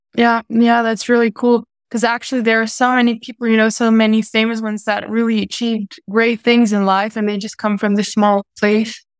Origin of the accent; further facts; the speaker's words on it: Munich, Bavaria, Germany; I was born in Munich and I live in Munich.